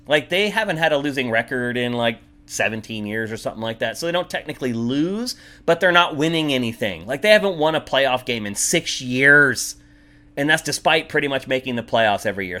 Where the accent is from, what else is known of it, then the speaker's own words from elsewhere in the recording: United States; also born or lived in Los Angeles; an American coming back here